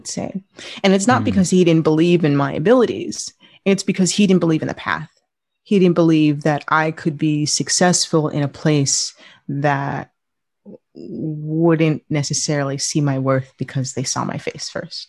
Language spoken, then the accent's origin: English; New York, United States; I grew up in New York